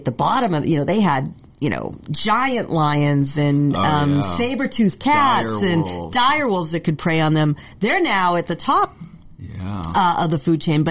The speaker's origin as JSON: {"language": "English", "area": "north of Boston", "region": "Massachusetts", "country": "United States", "tie": "born or raised there", "moved": "yes", "lives_now": "California, United States", "said": "I grew up in Massachusetts"}